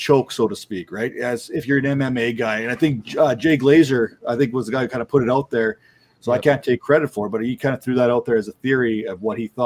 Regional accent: Canada; being Canadian

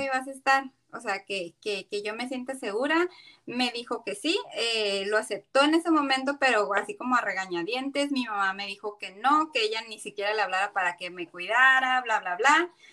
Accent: Tijuana, Baja California, Mexico; soy originaria de, de aquí de Tijuana

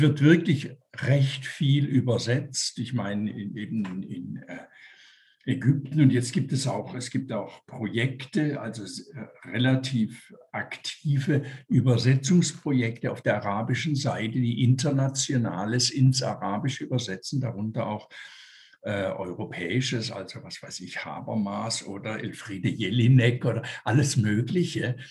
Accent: Tübingen, Baden-Württemberg, Germany; moved away as an adult; also born or lived in Zurich, Switzerland; now in Switzerland; als Junge in den 50er Jahren in Tübingen zum Beispiel, wo ich aufgewachsen bin.

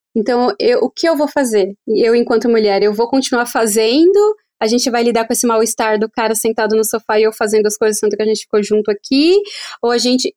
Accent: Brazil; also born or lived in São Paulo; a gente, enquanto brasileiro

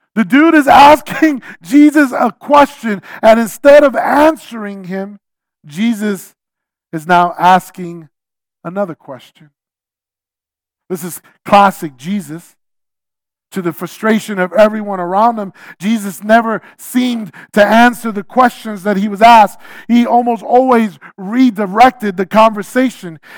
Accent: New York City, New York, United States; I'm a New Yorker

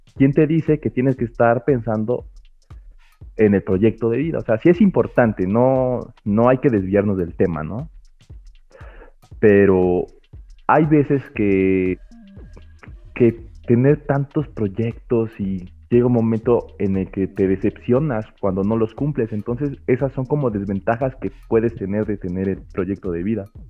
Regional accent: Puebla, Mexico; soy de Puebla

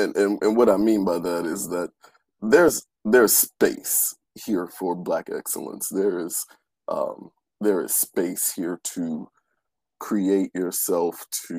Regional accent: Cleveland, Ohio, United States; also born or lived in Michigan / the Carolinas; now in New York City, United States; raised in Cleveland and spent some time in Michigan, and then spent where we met in about 8 years down in the Carolinas, and now I'm a New Yorker for about the last 11 years.

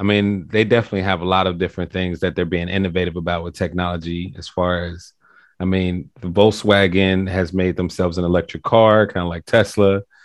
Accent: Cincinnati, Ohio, United States; now in Kauai, United States; I'm from Cincinnati, Ohio, but I moved to Kauai.

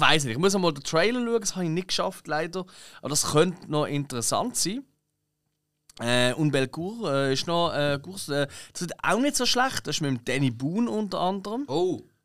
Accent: Switzerland; als Schweizer

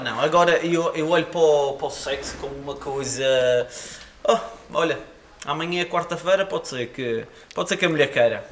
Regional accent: Madeira, Portugal; sou madeirense

